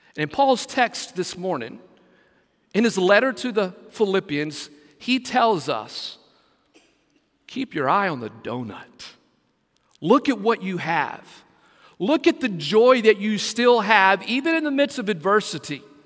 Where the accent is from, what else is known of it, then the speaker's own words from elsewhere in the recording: West Texas, United States; now in Brunswick, United States; growing up in West Texas